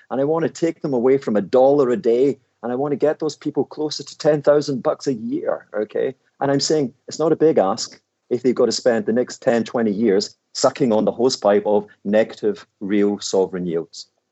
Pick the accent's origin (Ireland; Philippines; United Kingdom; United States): United Kingdom; Glasgow, Scotland; I am this Glaswegian thug